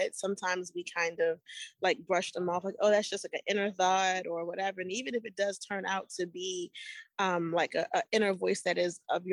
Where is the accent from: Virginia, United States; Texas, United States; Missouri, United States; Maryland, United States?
Maryland, United States; Annapolis; now in Baltimore, United States; I'm based in Baltimore, Maryland, but I was born and raised in Annapolis